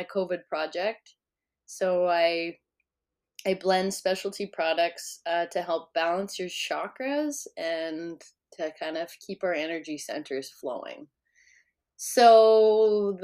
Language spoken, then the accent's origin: English; East Central Alberta, Canada; I grew up in East Central Alberta, and now I'm living in South Central